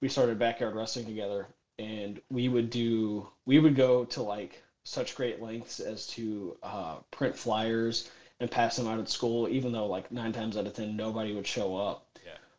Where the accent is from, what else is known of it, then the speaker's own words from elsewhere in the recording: Middle Tennessee, United States; I grew up in Middle Tennessee